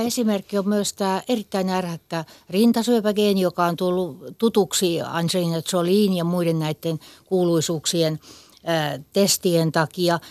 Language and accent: Finnish; Kokemäenjoki river basin area, Western Finland, Finland; me ollaan tämmöisiä länsisuomalaisia Kokemäenjoen vesistön alueelta